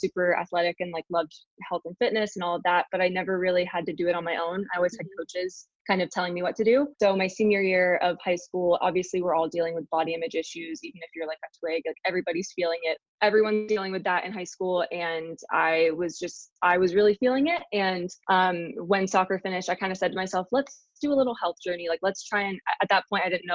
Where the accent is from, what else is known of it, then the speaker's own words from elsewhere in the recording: Columbus, Ohio, United States; also born or lived in Salisbury, England; I grew up in Columbus, Ohio